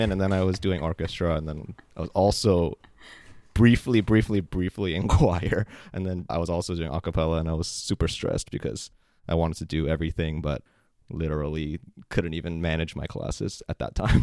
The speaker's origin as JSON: {"language": "English", "country": "United States", "tie": "born or raised there", "said": "as a Korean American growing up in America"}